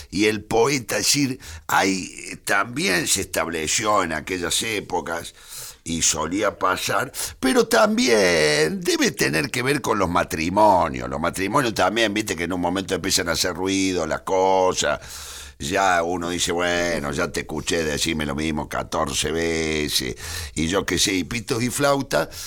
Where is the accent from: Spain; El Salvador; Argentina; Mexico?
Argentina; Sí, soy muy argentino.